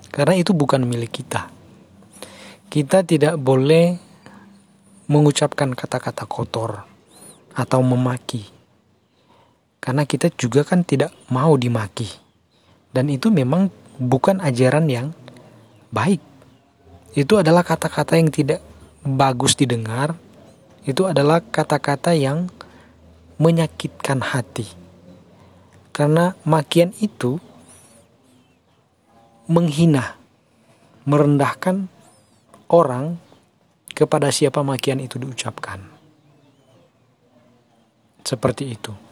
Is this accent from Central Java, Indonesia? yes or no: no; North Sulawesi, Indonesia; tentu kita sebagai orang Mal Minahasa, orang Malesung, umat Malesung harus menghindari hal-hal seperti itu.